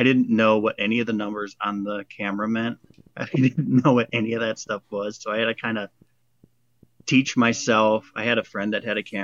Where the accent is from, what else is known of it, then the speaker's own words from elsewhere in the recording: Ohio, United States; also born or lived in New York City; I grew up out here in Ohio, and I was always, like, kind of in nature growing up as a kid